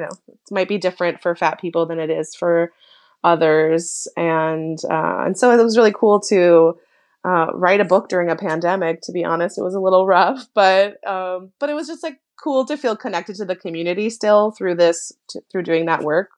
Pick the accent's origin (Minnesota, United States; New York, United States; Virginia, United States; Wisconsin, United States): Minnesota, United States; moved away; growing up in Minnesota